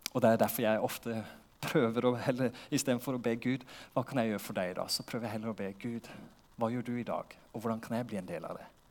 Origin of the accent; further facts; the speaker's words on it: Porsgrunn, Vestfold og Telemark, Norway; moved away as an adult; now in Lista, Norway; Jeg vokste opp i Porsgrunn